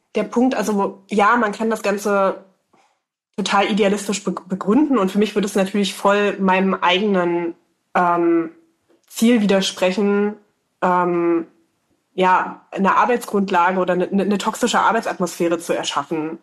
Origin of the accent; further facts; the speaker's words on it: Saxony-Anhalt, Germany; now in Leipzig, Germany; ich ähm, komme ja gebürtig aus Sachsen-Anhalt, ich wohne in Leipzig